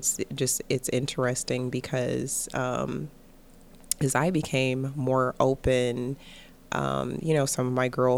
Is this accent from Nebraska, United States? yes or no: no; Cleveland, Ohio, United States; I'm originally from Cleveland, Ohio. So I'm right here in the local area.